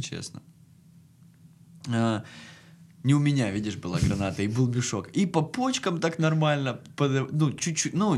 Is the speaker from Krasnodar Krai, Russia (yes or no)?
yes; Krasnodar, Krasnodar Krai, Russia; мы из Краснодара, типа, приехали по работе